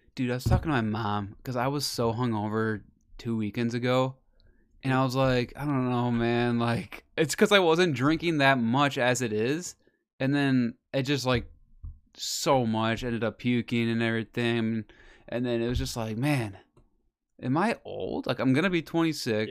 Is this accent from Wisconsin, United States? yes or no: yes; Wisconsin, United States; we're from Wisconsin.